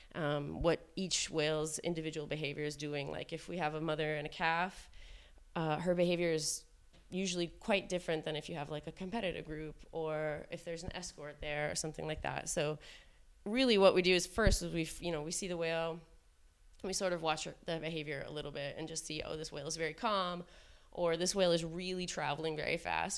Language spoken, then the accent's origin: English; Seattle, Washington, United States; I'm from Seattle, Washington